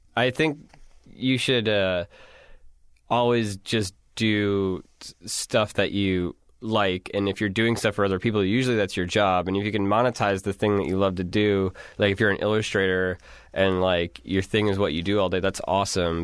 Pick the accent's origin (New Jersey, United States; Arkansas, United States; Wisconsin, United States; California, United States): Wisconsin, United States; I'm from Wisconsin